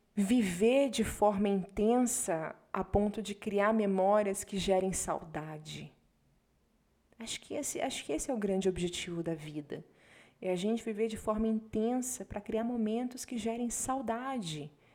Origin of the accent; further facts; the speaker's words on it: Curitiba, Paraná, Brazil; moved away; also born or lived in Salvador, Bahia, Brazil / Portugal; Minha primeira imigração foi quando a gente saiu de Salvador, eu tinha quatro anos, e a gente foi para Curitiba